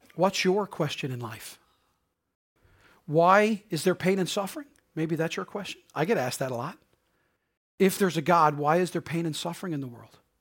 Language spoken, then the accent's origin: English; Harbour Grace, Newfoundland and Labrador, Canada; accent: Newfoundland Bayman; moved away as an adult; also born or lived in St. John's / Prince Edward Island; I grew up in Harbor Grace